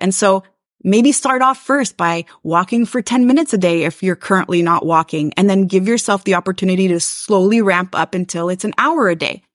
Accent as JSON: {"language": "English", "town": "Montreal", "region": "Quebec", "country": "Canada", "said": "I am from Montreal, Quebec, Canada"}